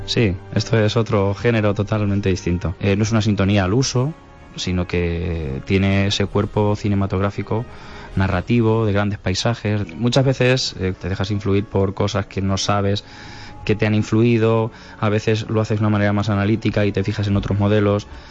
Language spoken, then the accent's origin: Spanish; Calzada de Calatrava, Castilla-La Mancha, Spain; la banda de mi pueblo, siendo adolescente